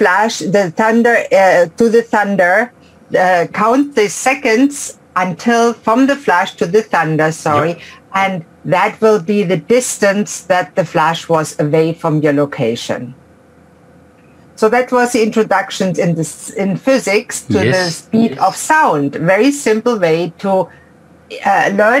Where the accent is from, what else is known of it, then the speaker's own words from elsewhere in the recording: Ulm, Baden-Württemberg, Germany; moved away; I grew up in Ulm in Germany, a small suburb actually of Ulm